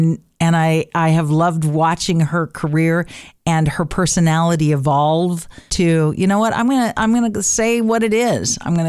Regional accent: Reedsport, Oregon, United States; It's for and about the community that I grew up in Reedsport.

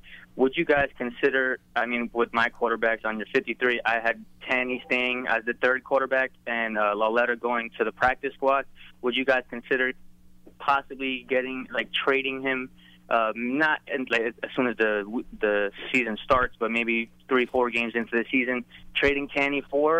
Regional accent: Queens, New York, United States; I'm from Queens, but I've been calling in as … from Florida. So it's … from Queens now.

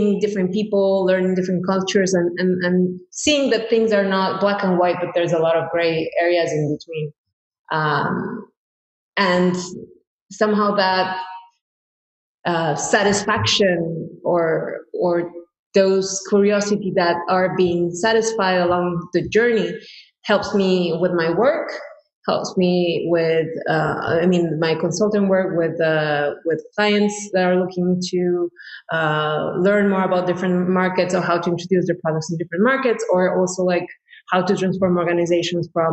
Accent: Cuernavaca, Morelos, Mexico; moved away as an adult; also born or lived in France; now in New York, United States; I was born in Mexico in a place called Cuernavaca, which is somehow like the Beverly Hills of Mexico City.

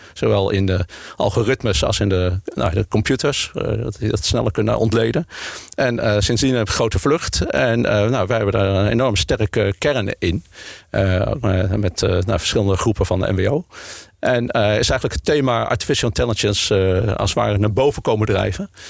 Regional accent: Utrecht, Netherlands; also born or lived in Leiden; now in Amsterdam, Netherlands; maar ik ben eigenlijk een Utrechter. Geboren getogen in, eh, in Utrecht

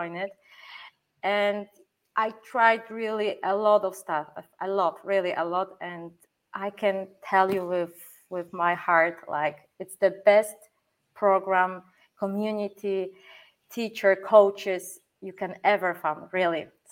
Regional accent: Poland; English is a second language; now in Germany; I come from Poland

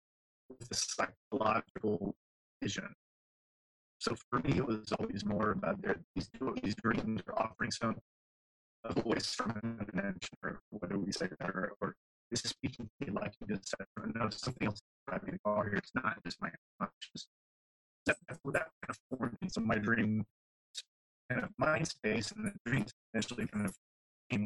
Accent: Lafayette, Louisiana, United States; growing up in Louisiana, particularly Lafayette, there was a heavily French influence.

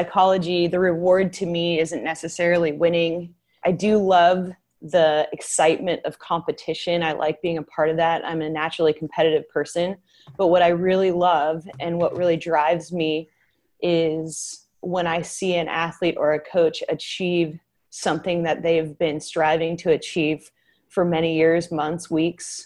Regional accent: Northern California, United States; also born or lived in Tennessee; now in Sacramento, United States; I'm originally from Northern California and my biological family is up north

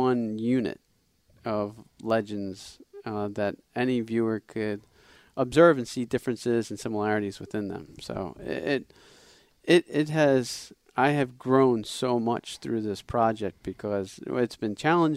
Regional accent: Philadelphia, Pennsylvania, United States; we're from the Philadelphia area.

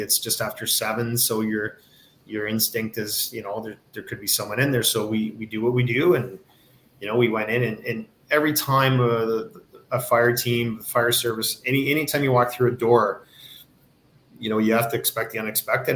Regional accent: Kitchener, Ontario, Canada; I grew up in Kitchener, uh, huge hockey town, right between London and Toronto

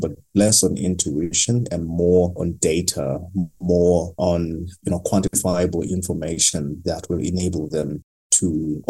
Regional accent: Eastern Cape, South Africa; I grew up in a very small village in a very rural town in the Eastern Cape called Kutumbo

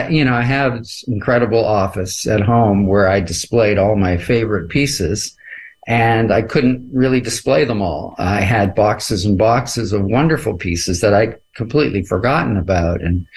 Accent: Canada; But that's something that's so special because I'm a Canadian

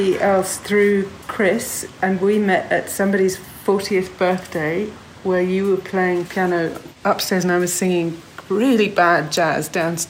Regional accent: Dorset, South West England, United Kingdom; now in Johannesburg, South Africa; from Dorset, currently in Joburg.

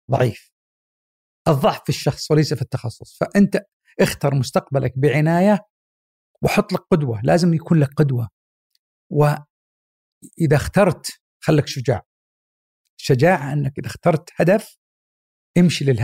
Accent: Mecca, Makkah Province, Saudi Arabia; born there; وبعد الحج فعلا ولدت وكانت طبعا وقتها في مكه فبعد انتهاء حجها ولدت وهي في مكه

